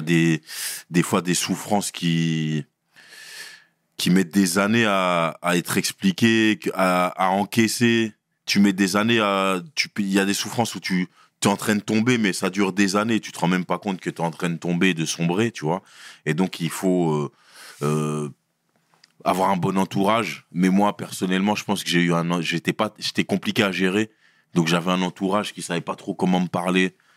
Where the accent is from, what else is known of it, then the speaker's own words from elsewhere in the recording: Brussels, Brussels-Capital Region, Belgium; also born or lived in Sarcelles; je viens de Bruxelles. J'ai grandi à Bruxelles, j'ai fait mes classes là-bas